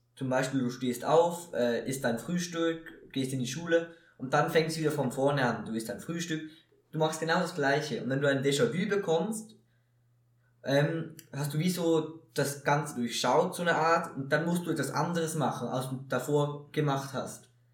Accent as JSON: {"language": "German", "country": "Switzerland", "said": "bei uns in der Schweiz"}